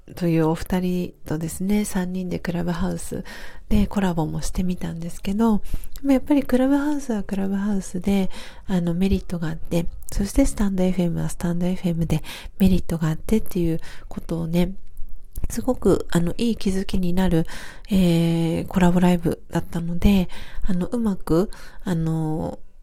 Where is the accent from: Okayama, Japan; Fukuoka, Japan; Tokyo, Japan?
Tokyo, Japan; now in Hiyoshi, Japan; 出身は東京で、あの、下町の、えっ、ー、と、荒川区というか、まあ、北区が生まれなんですけど